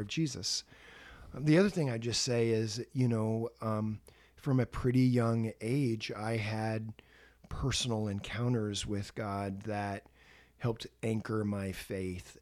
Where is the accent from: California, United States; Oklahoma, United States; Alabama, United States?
California, United States; Santa Rosa; also born or lived in Los Angeles, California; I was born and raised in Santa Rosa, California, up in Sonoma County